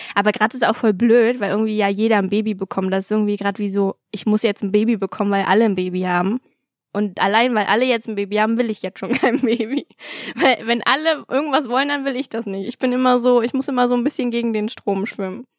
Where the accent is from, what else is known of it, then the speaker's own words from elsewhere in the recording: Berlin, Germany; ich bin in Berlin zur Schule gegangen